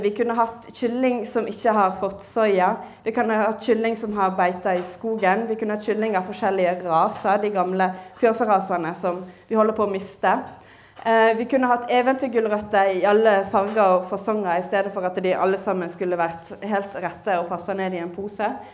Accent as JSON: {"language": "Norwegian", "region": "Western Norway", "country": "Norway", "said": "som vestlending jeg kjenner igjen eh, landskapet i Nordhordland"}